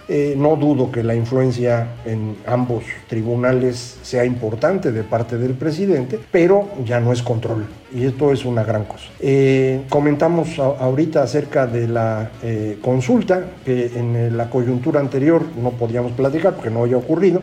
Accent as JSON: {"language": "Spanish", "country": "Mexico"}